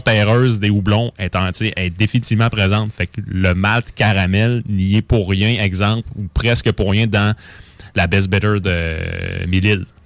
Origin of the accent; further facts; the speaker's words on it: Quebec, Canada; chez nous, au Québec